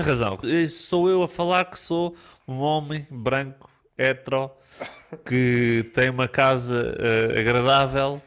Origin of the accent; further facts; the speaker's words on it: Portugal; Nós somos portugueses